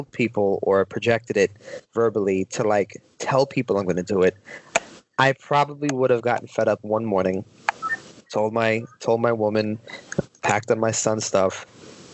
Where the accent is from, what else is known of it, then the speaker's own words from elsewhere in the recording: New York, United States; living up in New York